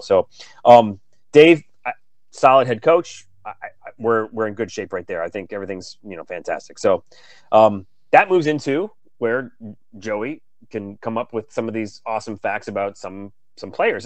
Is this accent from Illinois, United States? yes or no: no; Detroit, Michigan, United States; now in Seattle, United States; I grew up in Detroit, Michigan